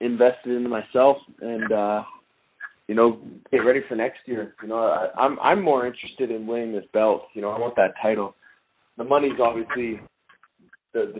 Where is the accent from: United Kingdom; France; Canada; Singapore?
Canada; I'm Canadian